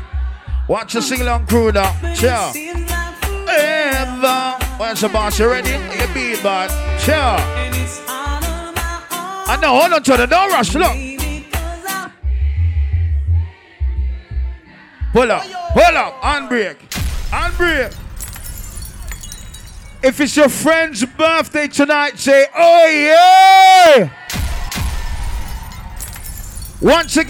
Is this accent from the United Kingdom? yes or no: yes; London, United Kingdom; we come from Northwest London